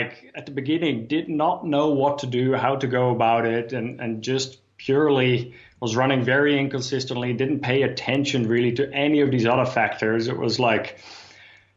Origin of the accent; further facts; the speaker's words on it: Amsterdam, North Holland, Netherlands; I grew up in Amsterdam